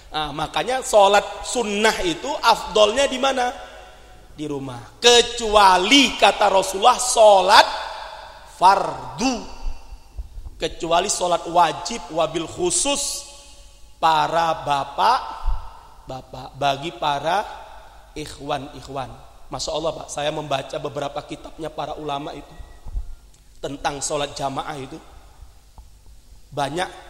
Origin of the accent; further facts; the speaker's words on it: Aceh, Indonesia; jadi di Sumatera itu kan karena saya dari Aceh